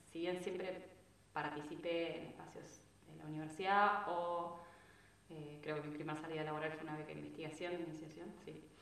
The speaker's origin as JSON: {"language": "Spanish", "town": "Bariloche", "region": "Río Negro", "country": "Argentina", "tie": "born or raised there", "said": "yo soy de Bariloche"}